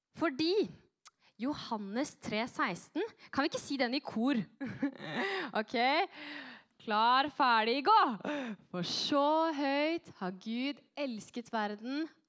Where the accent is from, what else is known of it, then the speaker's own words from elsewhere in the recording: Norway; also born or lived in France; Jeg er nordmann